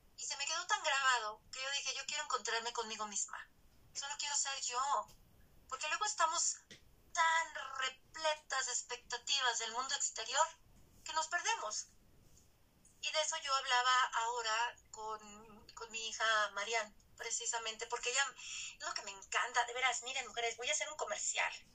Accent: Manzanillo, Colima, Mexico; mis bellas hermagas con las que crecí en Manzanillo

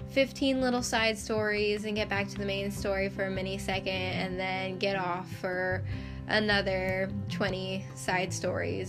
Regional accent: United States; also born or lived in Idaho; I am American

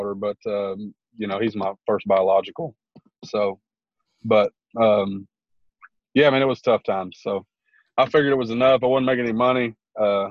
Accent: Houston, Texas, United States; moved away as an adult; now in Arkansas, United States; I'm originally from Houston, Texas, grew up there, was there till about, I was 27

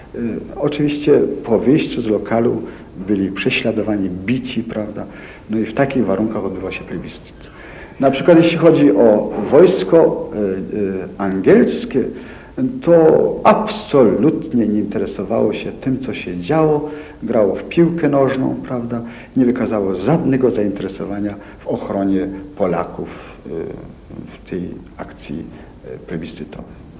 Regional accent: Szczytno, Warmian-Masurian Voivodeship, Poland; Urodziłem się w Szczytnie

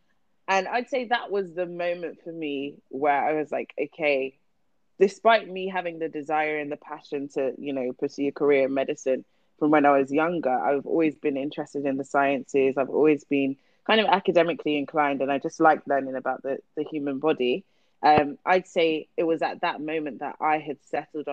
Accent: Luton, East of England, United Kingdom; I grew up in Luton.

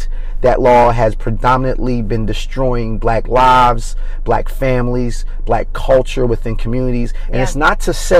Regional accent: Coatesville, Pennsylvania, United States; I'm from Coatesville. Grew up in Coatesville

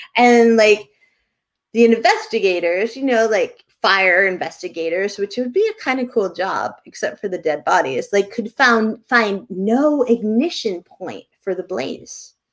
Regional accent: Bedford, New Hampshire, United States; now in Bar Harbor, United States; in bedford new hampshire when i was growing up

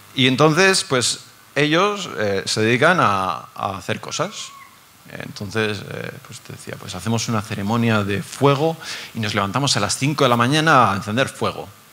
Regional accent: Basque Country, Spain; Yo soy del País Vasco

